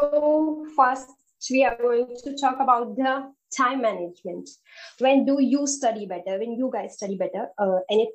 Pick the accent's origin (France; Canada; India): India; I'm from India